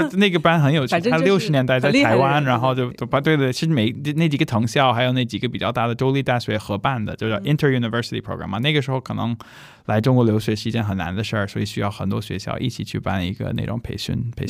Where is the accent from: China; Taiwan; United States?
United States; 对我美国人，